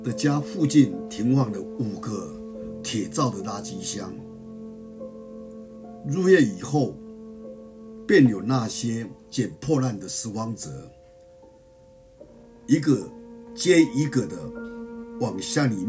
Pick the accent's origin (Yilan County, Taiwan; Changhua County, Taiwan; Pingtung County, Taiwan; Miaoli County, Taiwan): Miaoli County, Taiwan; 在我的家乡苗栗县